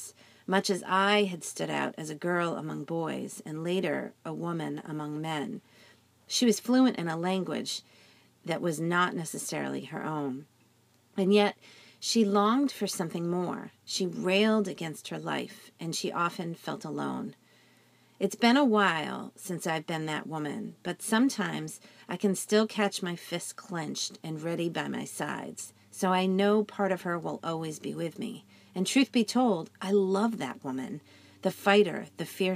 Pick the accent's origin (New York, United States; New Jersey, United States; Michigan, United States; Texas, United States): New Jersey, United States; I'm from New Jersey, and that side of me has deep roots